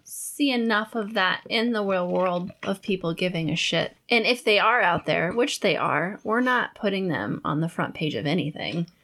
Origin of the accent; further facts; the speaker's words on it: Norwalk, Iowa, United States; I grew up in Norwalk, and when I was growing up, our backyard was a cornfield